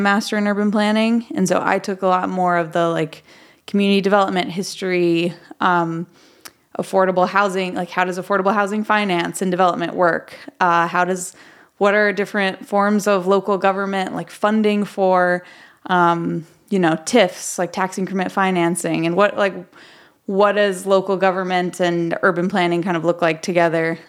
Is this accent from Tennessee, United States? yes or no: yes; Memphis, Tennessee, United States; moved away as an adult; I'm from Memphis originally. I, um, moved away for about seven years and then I moved back